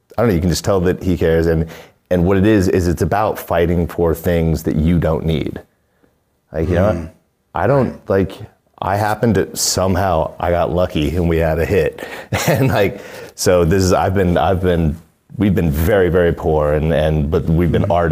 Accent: Alaska, United States; I'm from Alaska.

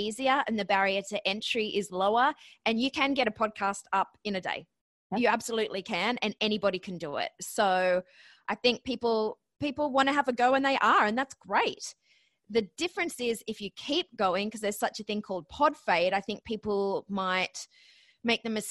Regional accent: Australia; accent: Australian; moved away as an adult; also born or lived in Ohio, United States; now in New York, United States; my accent. So yes, I'm Australian, but I actually graduated from Ohio University.

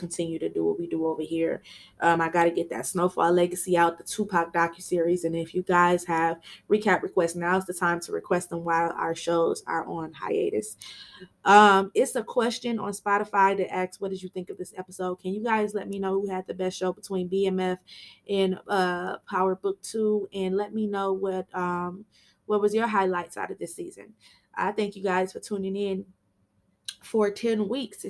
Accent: Michigan, United States; I'm from Michigan

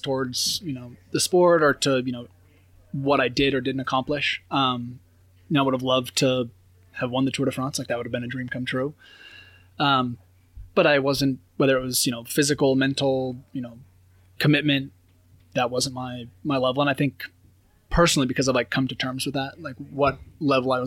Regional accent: Oregon, United States; moved away as an adult; growing up in Oregon

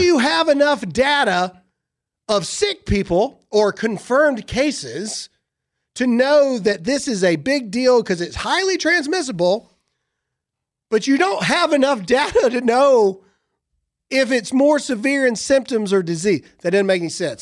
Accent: the South, United States; I'm from the South

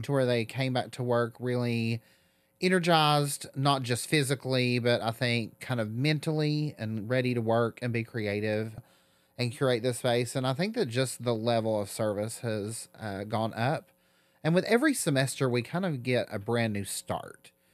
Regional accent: Newport, Tennessee, United States; moved away as an adult; now in Knoxville, United States; growing up in Southern Appalachia, especially in such a rural part of Southern Appalachia

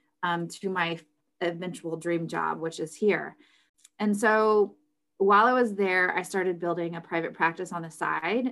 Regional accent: North Texas, United States; also born or lived in California; now in Austin, United States; We're both from Texas. And honestly, we just picked Austin. Our family's from North Texas

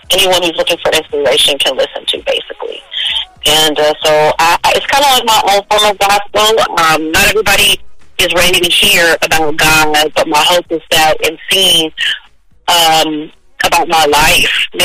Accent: Oakland, California, United States; also born or lived in San Francisco; I was born in San Fran, raised in Oakland my folks are from the South. My mom is from New Orleans. My dad is from Chicago by way of Mississippi. Um, I grew up in the Bay Area.

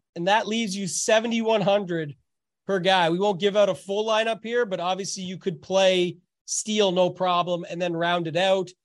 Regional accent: Canada; being Canadian

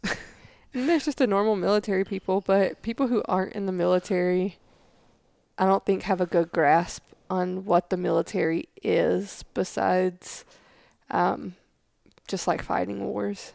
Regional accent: Tennessee, United States; accent: southern; moved away as an adult; now in Goodfellow Air Force Base, United States; being from Tennessee, like my accent's bad now, but imagine what it was like 13 years ago.

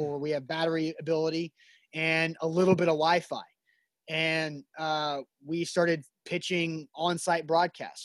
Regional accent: Nashville, Tennessee, United States; we're both from Nashville, the Brentwood area

